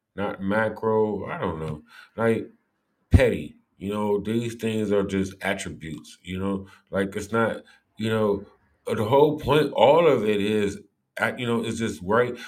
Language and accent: English; Cleveland, Ohio, United States; growing up in Cleveland